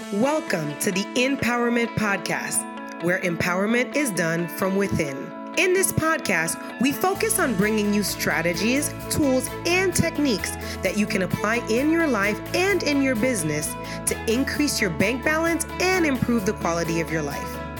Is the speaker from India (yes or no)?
no; Haiti; I grew up in Haiti.